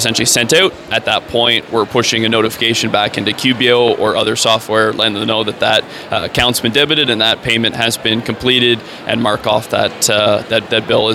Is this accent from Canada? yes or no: yes; Canada; I'm a Canadian